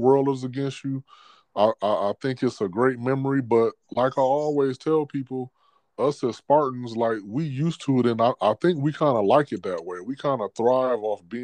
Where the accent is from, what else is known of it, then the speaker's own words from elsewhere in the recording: Michigan, United States; I grew up in Michigan